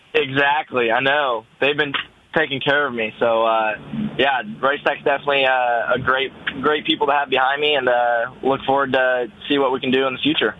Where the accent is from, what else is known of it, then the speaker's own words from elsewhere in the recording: Kansas, United States; I'm from Kansas